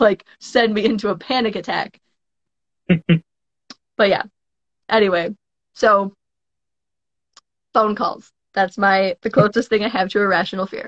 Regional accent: Cheyenne, Wyoming, United States; moved away as an adult; also born or lived in Bozeman, Montana; I grew up in Cheyenne, and then I went to school in Bozeman, Montana

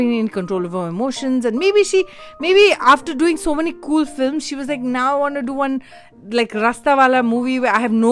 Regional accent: India; as an Indian

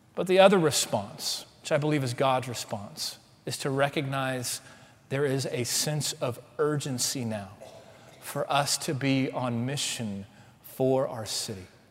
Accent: Waco, Texas, United States; also born or lived in Houston, Texas / College Station, Texas; now in Dallas, United States; See, I'm a Texan. I grew up in Waco

